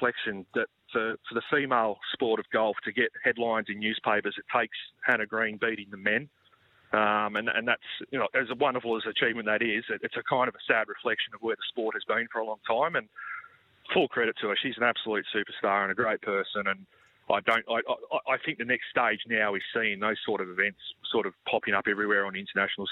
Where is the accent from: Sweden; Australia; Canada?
Australia; as an Australian golf fan who's been starved of action for a long time